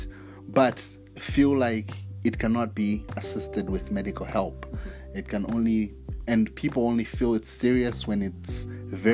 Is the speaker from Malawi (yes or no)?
yes; Malawi; being a Malawian, being born in Malawi and growing up in Malawi.